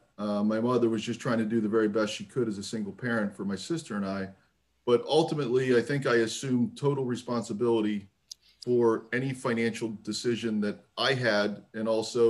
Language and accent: English; Gibsonia, Pennsylvania, United States; Gibsonia, Pennsylvania, a suburb of Pittsburgh